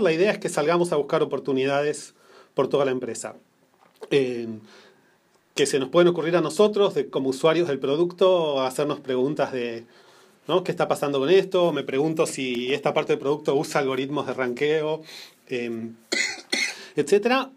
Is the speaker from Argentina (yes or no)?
yes; Buenos Aires, Argentina; moved away as an adult; also born or lived in New Jersey, United States; now in Menlo Park, United States; nací en Argentina, en Buenos Aires